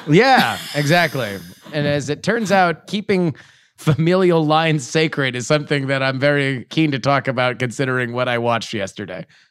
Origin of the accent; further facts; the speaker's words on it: Florida, United States; I'm from Florida